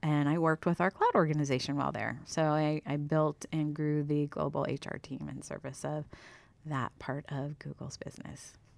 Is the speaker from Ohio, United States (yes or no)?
yes; Steubenville, Ohio, United States; moved away as an adult; also born or lived in Las Vegas, Nevada; born and raised in Ohio